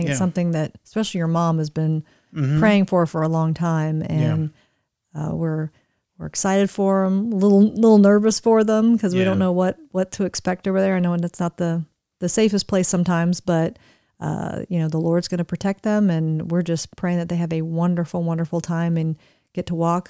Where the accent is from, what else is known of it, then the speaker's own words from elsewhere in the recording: Florida, United States; those of you that know me from growing up in Florida, when you live in Florida, you really don't have any kind of an accent.